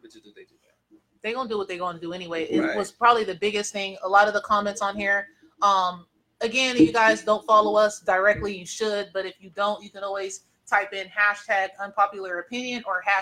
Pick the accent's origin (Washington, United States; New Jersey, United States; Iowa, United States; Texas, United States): Washington, United States; Seattle; I grew up in Seattle